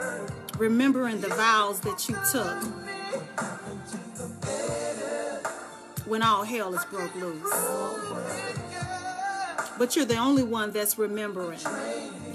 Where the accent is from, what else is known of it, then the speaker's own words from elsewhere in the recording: Dallas, Texas, United States; now in Charlotte, United States; I'm from Dallas, Texas